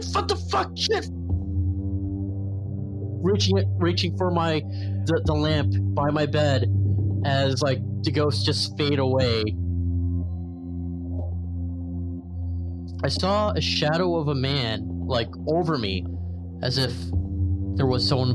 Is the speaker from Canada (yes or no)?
yes; Mississauga, Ontario, Canada; also born or lived in Toronto, Ontario / Brampton, Ontario; I'm from Toronto, Ontario